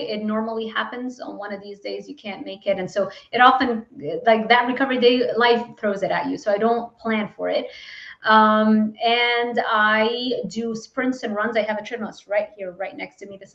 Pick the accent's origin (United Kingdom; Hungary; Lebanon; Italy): Lebanon; I wasn't given like opportunities growing up in Lebanon and not really having a lot of money.